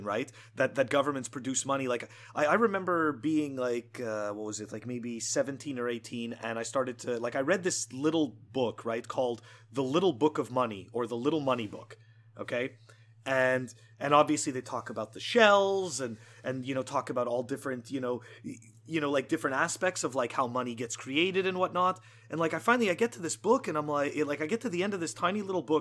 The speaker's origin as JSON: {"language": "English", "town": "Montreal", "region": "Quebec", "country": "Canada", "moved": "yes", "said": "I'm originally from Montreal, so I'm giving you the perspective from like a Canadian"}